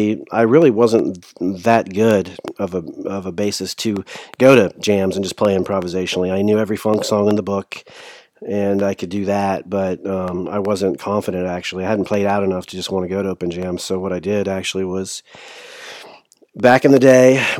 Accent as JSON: {"language": "English", "town": "Lancaster", "region": "Ohio", "country": "United States", "tie": "born or raised there", "also_born_or_lived": "Florida / Athens, Ohio / Los Angeles", "said": "I was born in Florida, moved to Ohio when I was 8"}